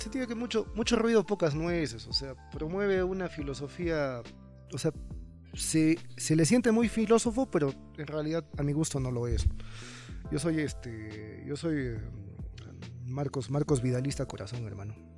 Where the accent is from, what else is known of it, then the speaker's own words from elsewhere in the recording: Cusco, Peru; como peruanos y como cusqueños